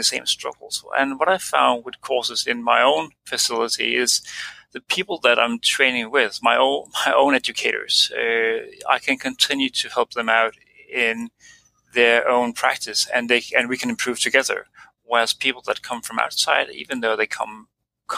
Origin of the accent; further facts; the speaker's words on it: Denmark; moved away as an adult; now in Australia; I'm an anesthetist from Denmark